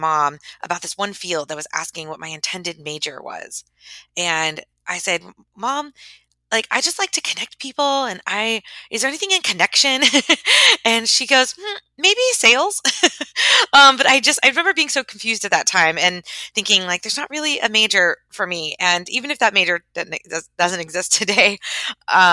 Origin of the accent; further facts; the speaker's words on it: Tampa, Florida, United States; moved away; I was living in my hometown of Tampa